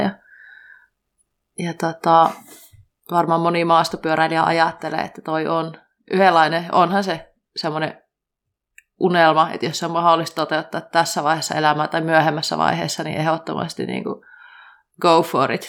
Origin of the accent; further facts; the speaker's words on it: Kuopio, North Savo, Finland; moved away; mä olin Kuopiossa ja mä oon Kuopiosta kotoisin